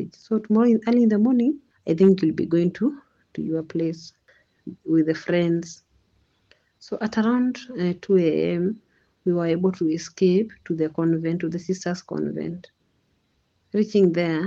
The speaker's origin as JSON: {"language": "English", "area": "Rombo Ward", "region": "Kajiado County", "country": "Kenya", "said": "from Kajiado South, Rombo Ward"}